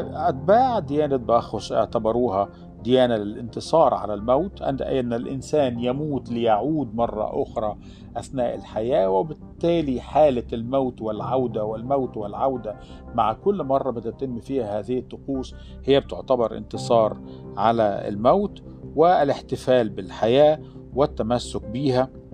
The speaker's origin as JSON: {"language": "Arabic", "region": "Alexandria Governorate", "country": "Egypt", "said": "عندنا في الإسكندرية"}